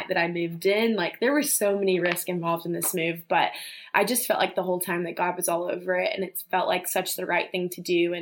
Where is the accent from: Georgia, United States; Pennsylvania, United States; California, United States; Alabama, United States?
Alabama, United States; Birmingham; moved away as an adult; now in Charlotte, United States; I am from Birmingham, Alabama. I was born there, lived there my whole life